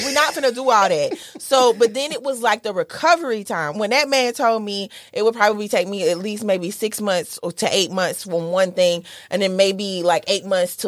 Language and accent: English; Southern Mississippi, United States; I'm from Southern Mississippi. We eat the shit that be in our backyard